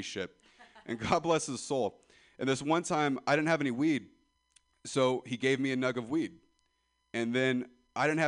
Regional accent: Ripon, California, United States; I'm from Ripon, California.

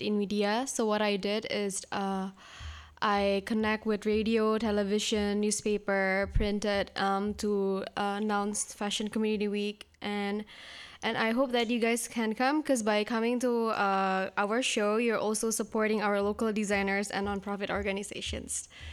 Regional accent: Indonesia; now in San Francisco, United States; I'm from Indonesia

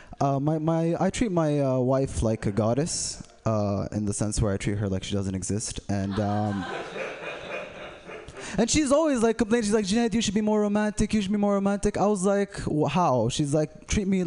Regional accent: Saudi Arabia; I'm from Saudi Arabia, not Bedrock. We speak English.

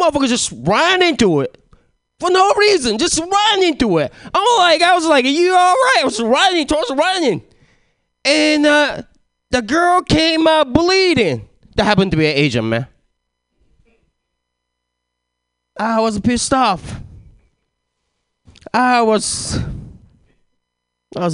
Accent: Japan; English is a second language; moved away; I was born and raised in Japan. Trying to get this language thing down, but it never happened.

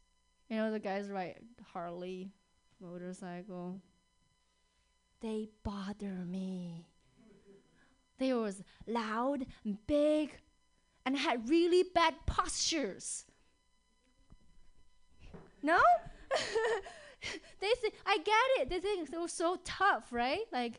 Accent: China; English is a second language; now in Seattle, United States; Because I grew up in China.

